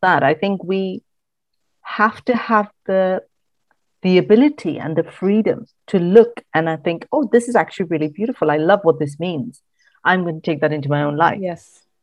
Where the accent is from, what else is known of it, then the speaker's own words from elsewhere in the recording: Mumbai, Maharashtra, India; moved away as an adult; also born or lived in Kerala / Bangalore; now in United Kingdom; I grew up in Mumbai, which is, you know, big urban metropolis.